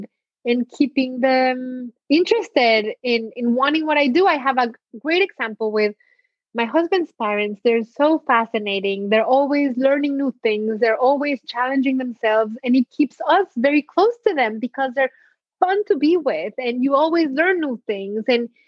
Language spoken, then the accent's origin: English; Mexico; born there; my parents were born in Mexico. I was born in Mexico, but some of my grandparents survived the Holocaust and pogroms in Poland, and Mexico welcomed them, and they made Mexico their home.